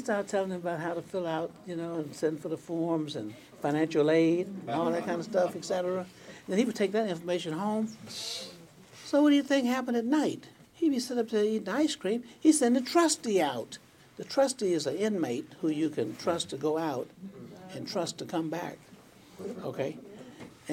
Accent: Tampa, Florida, United States; I grew up in Tampa, Florida

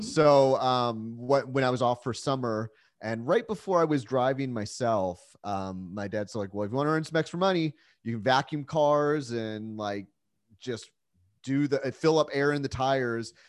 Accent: San Diego, California, United States; also born or lived in Calgary, Alberta, Canada; I was born in Calgary, Alberta. That's where my parents met, but, uh, luckily my parents moved us down to San Diego when I was about four

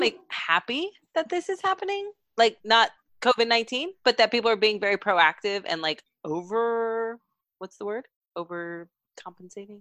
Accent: Texas, United States; I'm from Texas

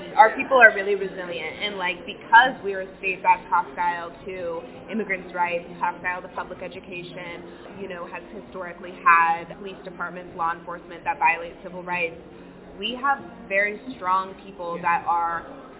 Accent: Arizona, United States; I'm born and raised in Arizona

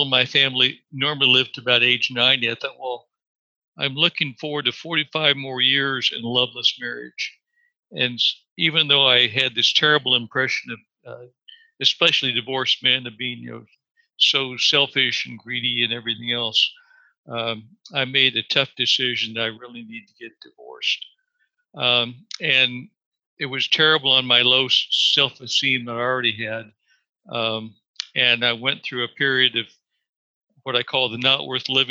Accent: Kansas, United States; moved away as an adult; also born or lived in Dallas; I grew up in the Midwest in Kansas, attending church with my family

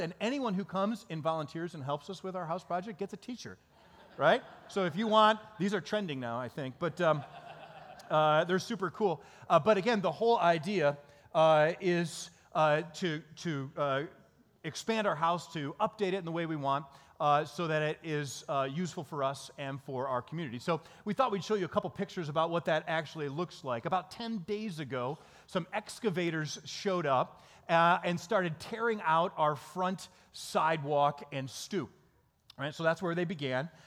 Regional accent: Dansville, Michigan, United States; moved away as an adult; now in Chicago, United States; we actually grew up in Michigan.

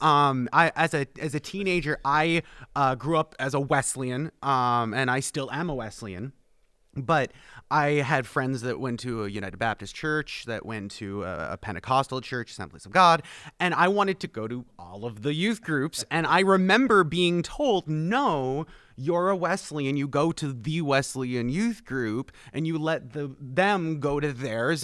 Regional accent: Canada; moved away as an adult; now in Plattsburgh, United States; I am the Canadian, so I was born and raised, um, outside of this country, but was brought uh, to the North Country about four years ago

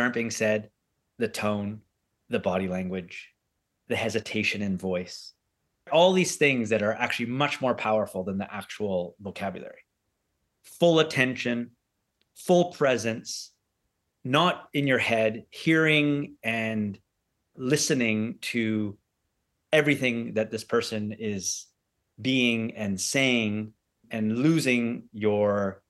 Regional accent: Canada; born there; I am a British-Canadian entrepreneur, or I could say Canadian-British entrepreneur, because I was born in Canada.

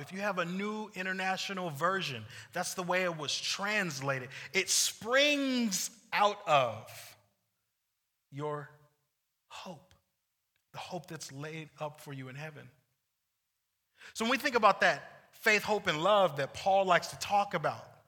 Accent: United States; also born or lived in Ventura, California; as American Christians and Venturan Christians

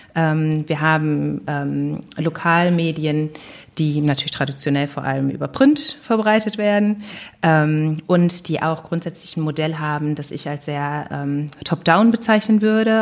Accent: Duisburg, North Rhine-Westphalia, Germany; also born or lived in Bonn; in meiner Heimatstadt Duisburg-Rheinhausen

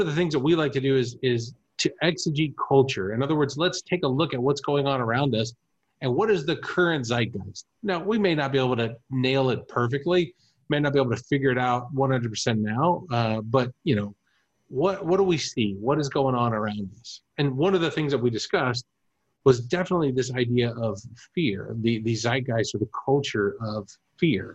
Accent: Germany; moved away; I grew up in Germany

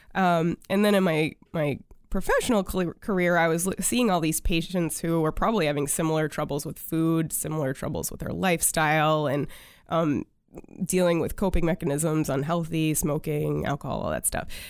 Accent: China, Maine, United States; also born or lived in Waterville, Maine; I grew up in China, Maine. Yes, that is a, a, a town in Maine

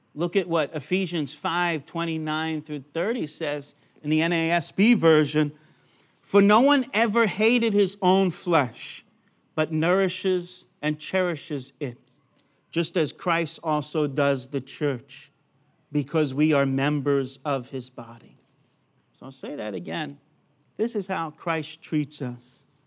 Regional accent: United States; now in Brisbane, Australia; born in America

